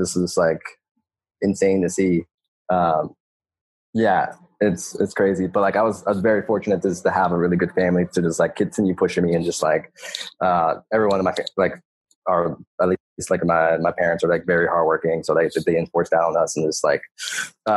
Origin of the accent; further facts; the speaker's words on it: Philadelphia, Pennsylvania, United States; I'm from North Philly, from like a small neighborhood called Pelonville. And I grew up there, born and raised